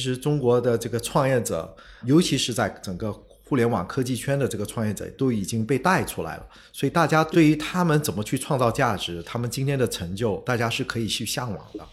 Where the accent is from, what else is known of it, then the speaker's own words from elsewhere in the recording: Singapore; first language Chinese; 我虽然在新加坡出生长大，但我一出生就是说中文嗯。呃，其实在我家里汉语是我的母语